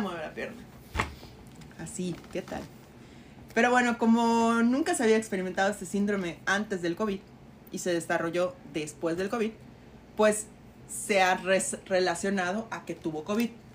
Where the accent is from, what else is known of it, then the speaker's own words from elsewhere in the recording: Yucatán, Mexico; como buenos yucatecos con X